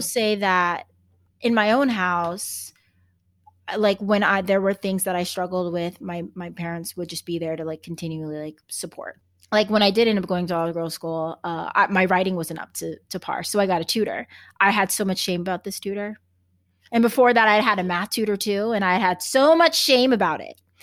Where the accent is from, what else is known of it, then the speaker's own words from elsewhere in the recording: Texas, United States; they call me the Texan